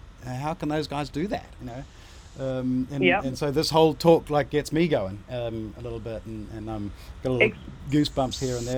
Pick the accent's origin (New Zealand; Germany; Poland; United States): New Zealand; I'm a Kiwi